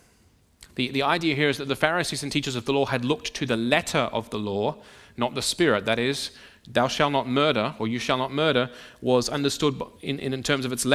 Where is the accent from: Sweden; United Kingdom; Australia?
Australia; Sydney, New South Wales; moved away; the church in which I grew up back in Sydney